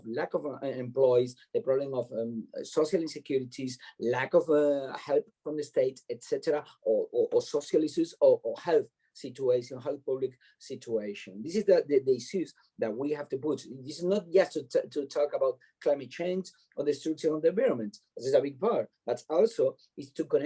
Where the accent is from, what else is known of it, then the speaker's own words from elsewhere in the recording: Tenerife, Canary Islands, Spain; English is a second language; moved away; also born or lived in Madrid / London; I'm from Canary Islands. I'm from Tenerife.